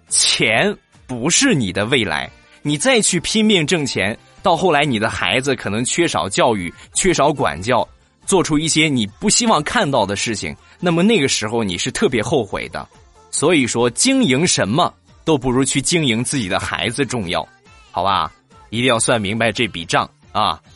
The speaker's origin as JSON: {"language": "Chinese", "town": "Rizhao", "region": "Shandong", "country": "China", "tie": "born or raised there", "said": "我的家乡日照"}